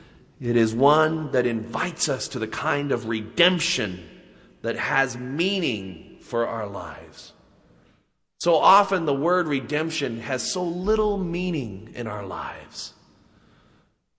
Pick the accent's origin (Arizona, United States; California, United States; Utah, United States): Utah, United States; Salt Lake City; growing up in Utah